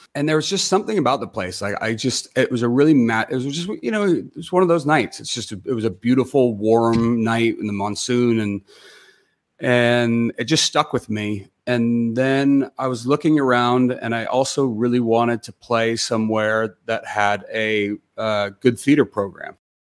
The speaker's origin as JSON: {"language": "English", "town": "Los Gatos", "region": "California", "country": "United States", "tie": "born or raised there", "said": "I grew up in Los Gatos"}